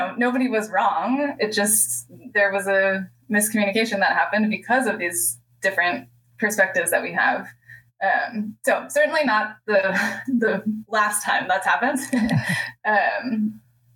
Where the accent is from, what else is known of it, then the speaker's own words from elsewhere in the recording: United States; as an American